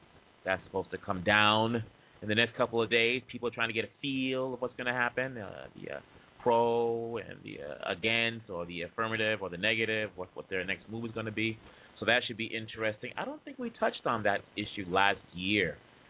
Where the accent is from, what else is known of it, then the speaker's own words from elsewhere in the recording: Atlanta, Georgia, United States; I'm from Atlanta. A lot of things going on down in Atlanta.